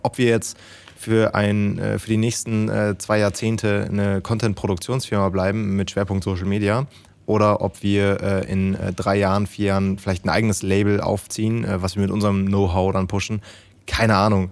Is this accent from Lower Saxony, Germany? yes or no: yes; Lower Saxony, Germany; also born or lived in Münsterland; aber eigentlich komme ich aus Niedersachsen